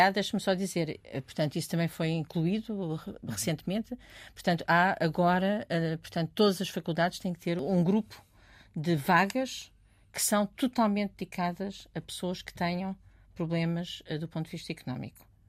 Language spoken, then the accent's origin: Portuguese; Portugal; venho de Portugal.